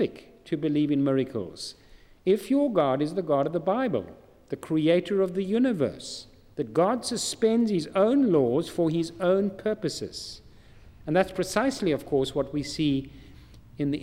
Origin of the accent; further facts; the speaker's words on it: South Africa; I'm not a Geordie, I'm from South Africa.